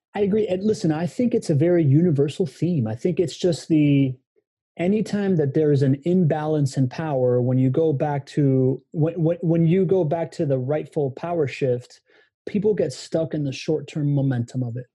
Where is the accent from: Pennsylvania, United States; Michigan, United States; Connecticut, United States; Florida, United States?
Florida, United States; Miami; moved away as an adult; also born or lived in Venezuela / Spain / California; I came back when I was nine years old and grew up in Miami